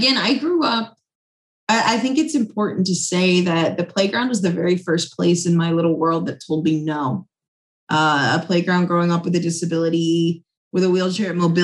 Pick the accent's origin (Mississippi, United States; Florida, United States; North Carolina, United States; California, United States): North Carolina, United States; Charlotte; my hometown of Charlotte